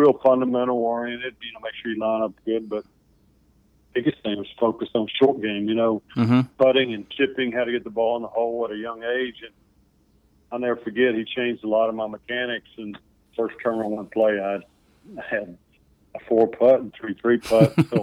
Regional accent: Dickson, Tennessee, United States; I grew up in Dixon, which was 30 miles from Nashville.

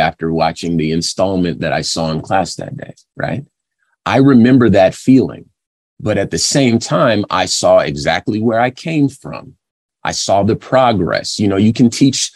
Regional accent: California, United States; I'm from California

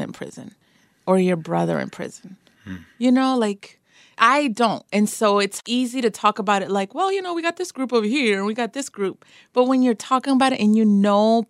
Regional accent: United States; I'm an American

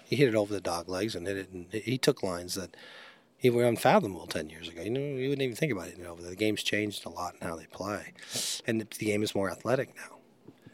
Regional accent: Long Beach, California, United States; I grew up in Long Beach

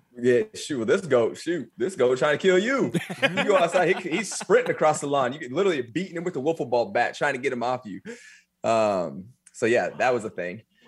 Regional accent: Eaton, Colorado, United States; Eaton, Colorado

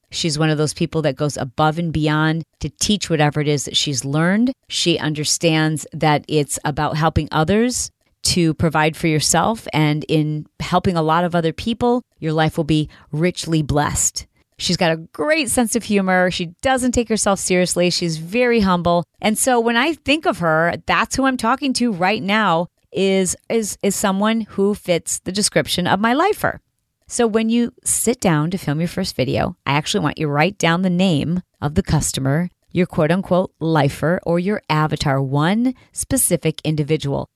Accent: Detroit, Michigan, United States; I'm from Detroit

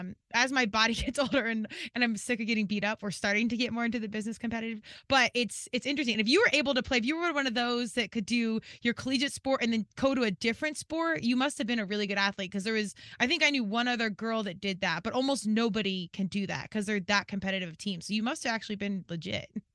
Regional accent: Colorado, United States; moved away as an adult; also born or lived in Virginia; I was from Colorado and went out east to George Mason in Virginia

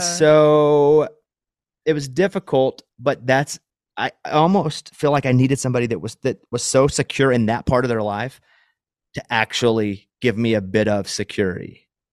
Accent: Arkansas, United States; moved away; where I grew up in Arkansas where there's a lot of woods

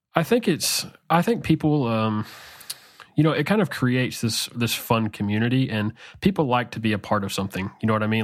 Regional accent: Arkansas, United States; I grew up in Arkansas, and I still live in Arkansas in the central part of the United States

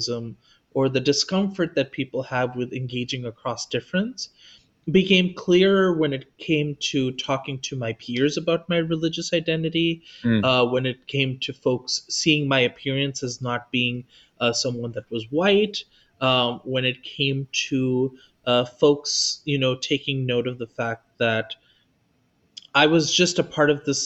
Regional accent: Los Angeles, California, United States; I was also born in Los Angeles, which was already hyper diverse when it came to religion and spirituality

